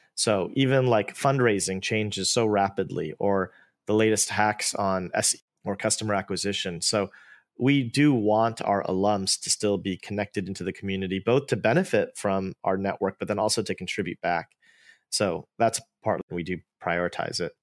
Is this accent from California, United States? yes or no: yes; Bay Area, California, United States; I'm an Indian-American. I grew up in the Bay Area